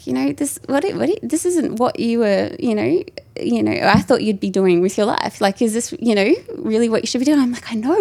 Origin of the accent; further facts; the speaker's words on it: North Queensland, Australia; I come from North Queensland, grew up very close to the beach, warm tropical weather